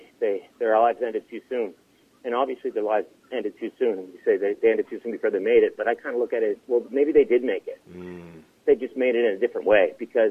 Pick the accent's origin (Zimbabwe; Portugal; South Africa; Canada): Canada; Pictou, Nova Scotia; now in Toronto, Canada; Me, I didn't grow up in Vancouver. I grew up in Pictou, Nova Scotia